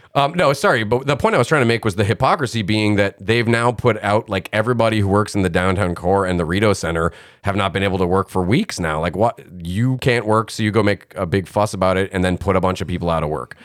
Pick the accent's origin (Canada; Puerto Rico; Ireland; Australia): Canada